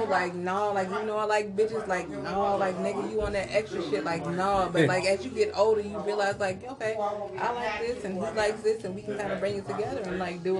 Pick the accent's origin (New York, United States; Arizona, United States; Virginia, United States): Virginia, United States; Hampton; I'm from Hampton.